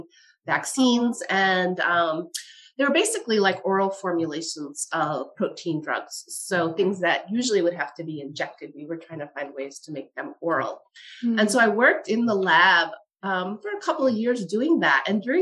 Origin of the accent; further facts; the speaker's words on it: Westchester County, New York, United States; I grew up in Westchester County